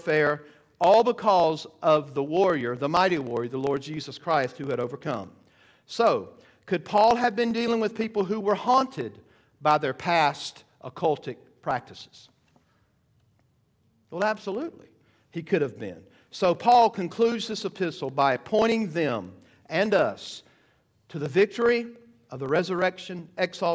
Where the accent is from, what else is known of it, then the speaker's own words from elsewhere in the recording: Georgia, United States; I'm from Georgia